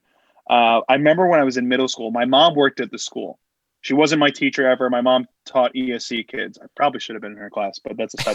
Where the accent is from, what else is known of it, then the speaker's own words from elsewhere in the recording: Boca Raton, Florida, United States; moved away as an adult; also born or lived in Hartford / New York; I grew up in Boca Raton. Went to college in Hartford, and then I moved to New York as soon as I graduated